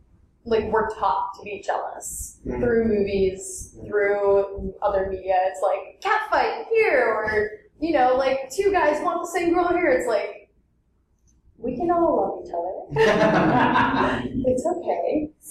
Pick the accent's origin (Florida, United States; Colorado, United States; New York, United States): New York, United States; I grew up in New York